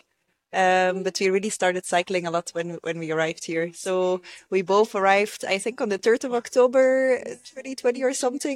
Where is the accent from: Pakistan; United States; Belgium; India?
Belgium; moved away as an adult; now in Rwanda; I am from Belgium